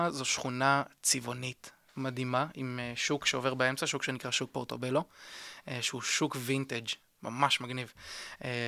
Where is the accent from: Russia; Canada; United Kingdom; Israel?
United Kingdom; England; תראה, וגם בתור אנגלי בסופו של דבר תמיד גדלתי על אה, סיפורים של משפחת המלוכה